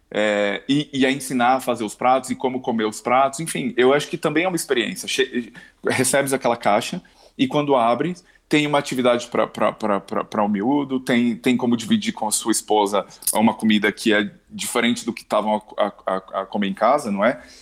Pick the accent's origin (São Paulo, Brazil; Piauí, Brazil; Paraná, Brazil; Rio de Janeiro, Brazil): São Paulo, Brazil; now in Portugal; eu, quando cheguei cá, eu, vim, eu vim de São Paulo